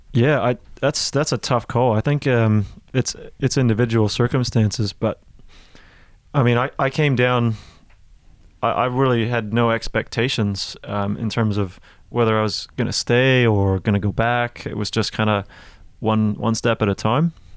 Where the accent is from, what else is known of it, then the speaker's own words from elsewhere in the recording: Toronto, Ontario, Canada; now in New Zealand; I'm from Toronto.